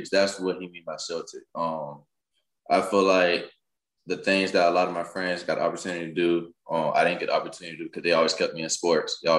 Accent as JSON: {"language": "English", "town": "Jacksonville", "region": "Florida", "country": "United States", "tie": "born or raised there", "also_born_or_lived": "Montgomery, Alabama", "said": "All right, so I'm, I'm originally from Montgomery, Alabama. But the place I call my hometown is Jacksonville, Florida."}